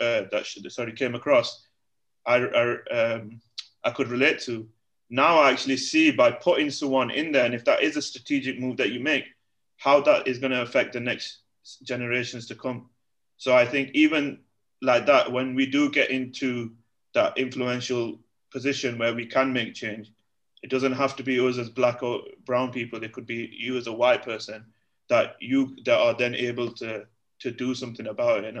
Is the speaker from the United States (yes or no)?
no; United Kingdom; moved away as an adult; also born or lived in Egypt; now in Malaysia; me as from a British Asian community guy